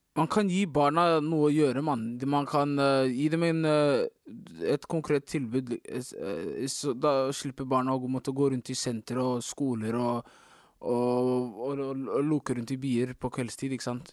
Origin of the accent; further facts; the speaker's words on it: Oslo, Norway; Jeg er fra Oslo.